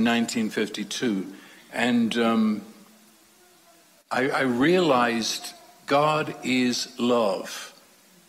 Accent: London, United Kingdom; I was raised in London during World War II.

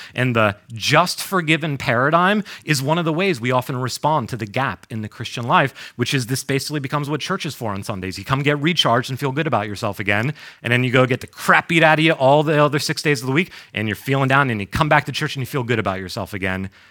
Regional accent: New York, United States; moved away as an adult; also born or lived in North Carolina / Boston; I grew up in New York

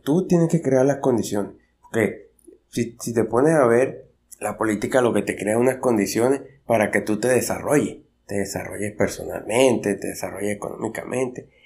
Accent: Venezuela; yo soy de Venezuela

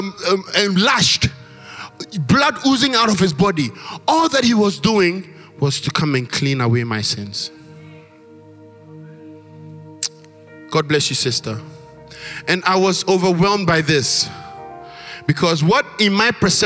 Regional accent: Ghana; moved away; our Ghanaian church mothers and fathers

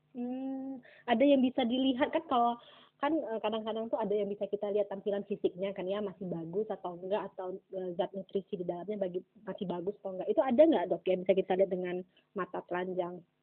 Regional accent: Aceh, Indonesia; saya ini kan orang Aceh ya kan hmm. uh, kita tuh di Aceh

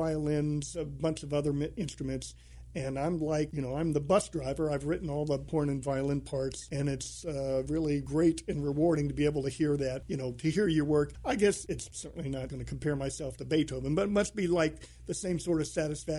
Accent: D.C., Maryland suburb of Washington, United States; now in Austin, United States; I grew up mostly in a Maryland suburb of Washington, D.C.

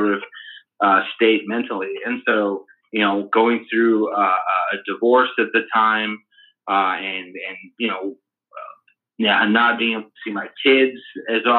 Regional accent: Oregon, United States; also born or lived in Texas; I was born in Texas and then grew up in Oregon ever since 89, and then went to the University of Oregon

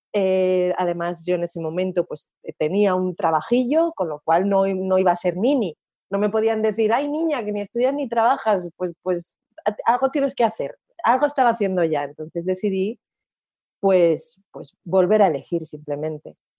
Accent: Asturias, Spain; yo soy asturiana y allí es como hacemos los diminutivos de los nombres

